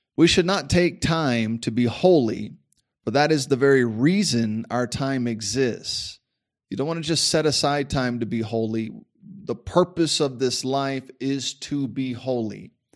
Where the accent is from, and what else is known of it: United States